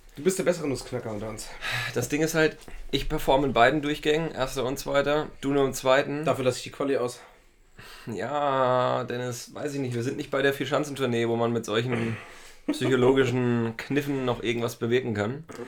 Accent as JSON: {"language": "German", "town": "Schmalkalden", "region": "Thuringia", "country": "Germany", "tie": "born or raised there", "said": "das ist meine Heimatstadt"}